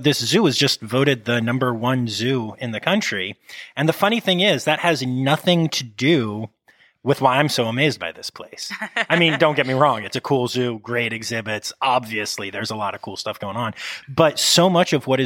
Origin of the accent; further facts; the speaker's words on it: Harrisburg, Pennsylvania, United States; now in Philadelphia, United States; I grew up in the Harrisburg area